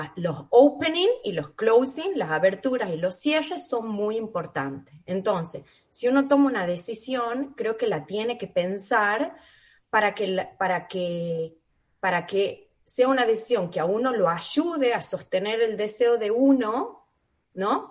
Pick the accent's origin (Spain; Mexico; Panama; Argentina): Argentina; San Miguel de Tucumán, Tucumán; moved away as an adult; also born or lived in Buenos Aires; now in Australia; soy tucumana, eh, nacida y criada en Tucumán, en San Miguel, mi familia toda está allá.